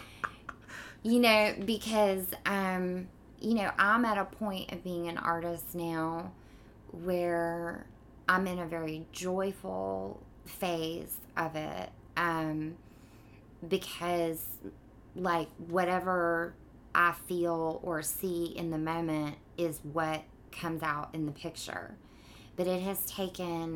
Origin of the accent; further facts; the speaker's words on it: Mobile, Alabama, United States; moved away as an adult; also born or lived in Tarrant, Alabama / Connecticut; now in New York, United States; I grew up in Mobile, and then I went to high school in a small town outside of Birmingham